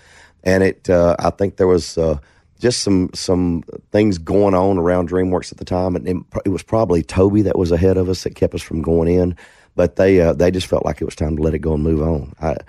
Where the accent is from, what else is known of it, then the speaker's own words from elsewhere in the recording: Atlanta, Texas, United States; born there; I was born in Atlanta, Texas, 1968. All my Lawrence family lived in Texas, lives there. My mother remarried when I was very young, so I didn't grow up there.